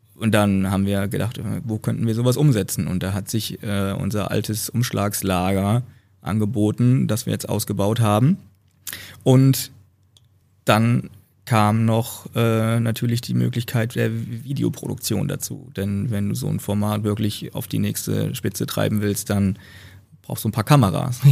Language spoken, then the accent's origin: German; Northern Hesse, Germany; moved away; in meiner Heimat, in der Heimat meiner Freundin, also einmal Nordhessen